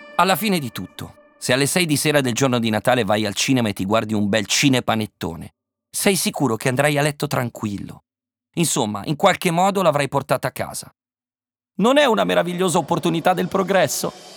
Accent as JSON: {"language": "Italian", "town": "Osnago", "region": "Lombardy", "country": "Italy", "tie": "born or raised there", "said": "Osnago, il mio paese"}